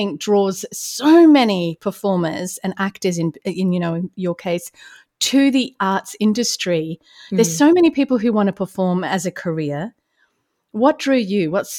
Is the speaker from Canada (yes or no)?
no; Australia; now in Atlanta, United States; I'm in Atlanta. You're in Los Angeles. I'm an Aussie.